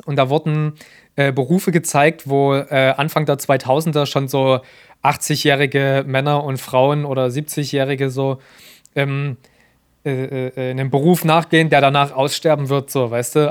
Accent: Germany; in der wir jetzt leben, als Deutsche

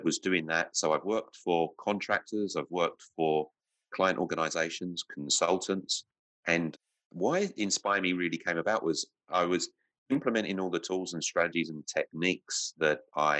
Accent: London, United Kingdom; moved away as an adult; now in Victoria, Australia; I grew up in London

